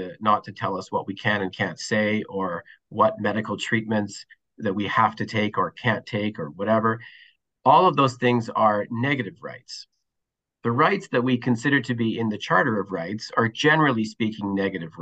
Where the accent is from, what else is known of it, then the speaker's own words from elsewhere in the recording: Winnipeg, Manitoba, Canada; moved away as an adult; now in Toronto, Canada; I'm born and raised in Winnipeg, Manitoba, actually. I now find myself in Toronto, been here about 10 or 12 years